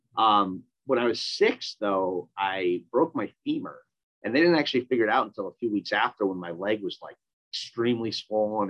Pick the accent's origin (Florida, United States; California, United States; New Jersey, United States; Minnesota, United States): Minnesota, United States; I grew up in Minnesota.